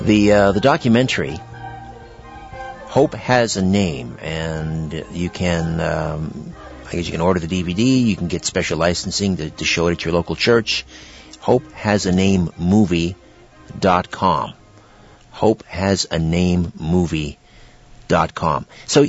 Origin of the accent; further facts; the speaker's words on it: United Kingdom; See, I'm British-raised Protestant.